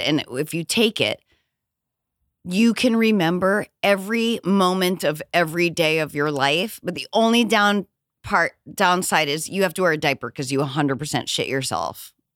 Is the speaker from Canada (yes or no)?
no; New Hampshire, United States; I'm from New England